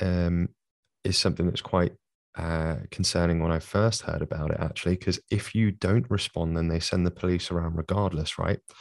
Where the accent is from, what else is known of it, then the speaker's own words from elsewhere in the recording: London, United Kingdom; accent: London; as you can probably hear from my accent, from London